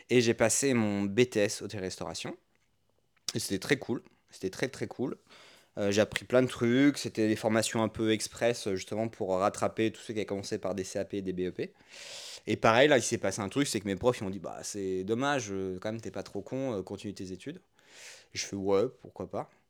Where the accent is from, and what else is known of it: Orléans, Centre-Val de Loire, France